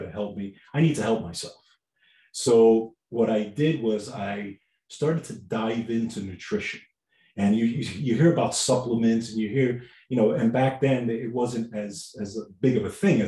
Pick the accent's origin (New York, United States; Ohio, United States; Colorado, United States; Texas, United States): New York, United States; New York City; I grew up in New York, Bronx